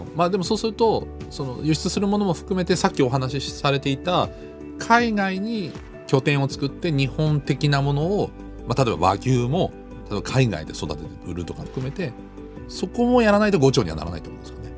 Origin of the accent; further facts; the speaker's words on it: Düsseldorf, North Rhine-Westphalia, Germany; moved away; 僕もずっとドイツ生まれ育ったんでデュッセルドルフって大きな日本人街があったんですけど